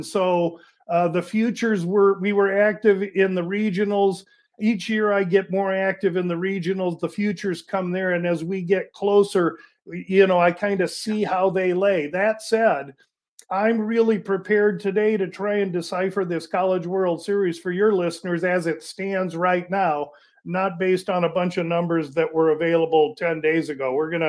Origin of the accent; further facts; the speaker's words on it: Omaha, Nebraska, United States; moved away as an adult; now in Phoenix, United States; I'm born and raised in Omaha, went to high school there